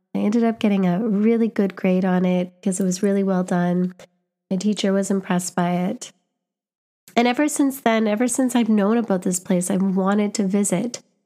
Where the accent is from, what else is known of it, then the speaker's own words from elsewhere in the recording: Canada; I'm visiting from Canada, but my family was born here.